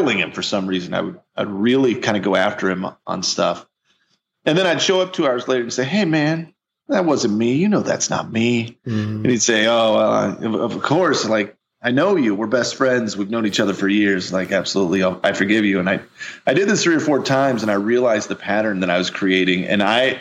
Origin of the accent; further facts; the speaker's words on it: Missouri, United States; I'm from Missouri. I'm a big bearded giant from the Midwest.